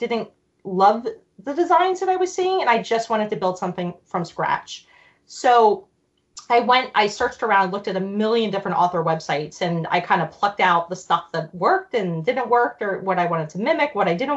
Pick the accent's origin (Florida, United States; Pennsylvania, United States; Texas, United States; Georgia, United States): Pennsylvania, United States; Philadelphia; born or raised there; also born or lived in Germany